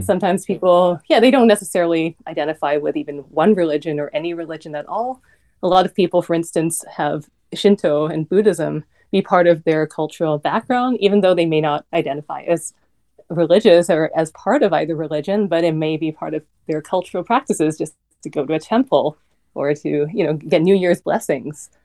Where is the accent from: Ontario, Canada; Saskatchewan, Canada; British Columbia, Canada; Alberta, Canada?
British Columbia, Canada; Vancouver; moved away; also born or lived in New York; I'm Canadian. I grew up in Vancouver